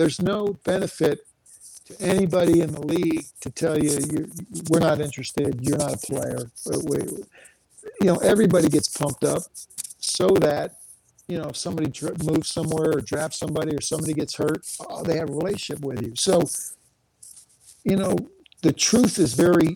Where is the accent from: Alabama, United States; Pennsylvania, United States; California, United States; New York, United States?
Pennsylvania, United States; Philadelphia; I ended up going to the Philadelphia Eagles, which is my hometown